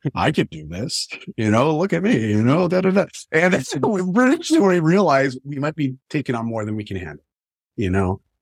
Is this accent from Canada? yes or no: yes; Canada; I grew up in Canada. I still live in Canada